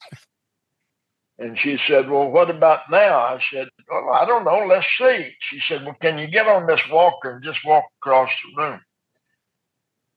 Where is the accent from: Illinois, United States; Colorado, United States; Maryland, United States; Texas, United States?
Texas, United States; Lubbock; I grew up in Lubbock, and it's not a friendly environment